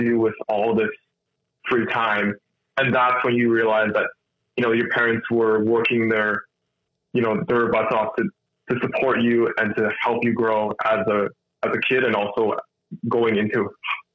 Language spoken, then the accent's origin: English; Winnipeg, Manitoba, Canada; I was born here. I grew up in Winnipeg my entire life.